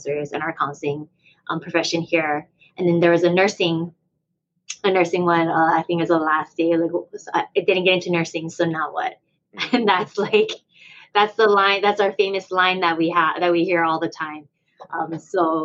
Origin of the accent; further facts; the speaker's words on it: Hawaii, United States; we're from Hawaii